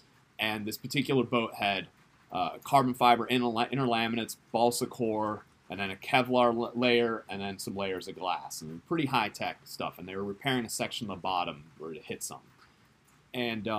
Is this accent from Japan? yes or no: yes; Japan; born there; also born or lived in South Africa / Tulsa, United States / Netherlands; I was born in Japan, and we moved to South Africa, we moved to Tulsa, Oklahoma, we moved to Holland, we lived in Holland for 8 years